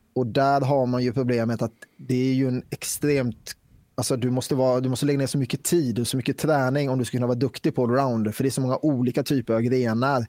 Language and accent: Swedish; Västervik, Kalmar County, Sweden; now in Falköping, Sweden; jag är från Västervik från början. Just nu är jag bosatt i Falköping